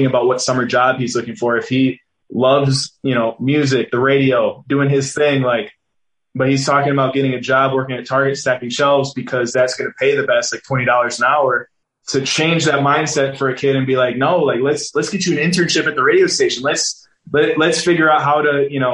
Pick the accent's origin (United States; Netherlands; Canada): United States; Green Bay, Wisconsin; moved away as an adult; also born or lived in Oakland / Las Vegas; I was a mixed kid growing up in Green Bay, Wisconsin